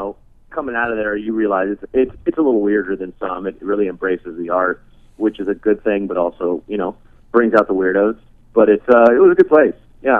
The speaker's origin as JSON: {"language": "English", "town": "Portland", "region": "Oregon", "country": "United States", "tie": "born or raised there", "also_born_or_lived": "Chicago, Illinois / Santa Barbara, California", "said": "my parents moved us to Santa Barbara for about a year, year and a half, and then we went to Portland, where I grew up."}